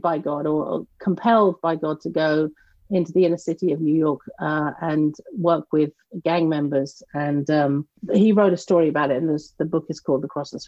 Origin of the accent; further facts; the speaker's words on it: near Canterbury, Kent, South East England, United Kingdom; moved away as an adult; also born or lived in Massachusetts; now in North Carolina, United States; I grew up in the southeast of the United Kingdom in a town close to Canterbury, Kent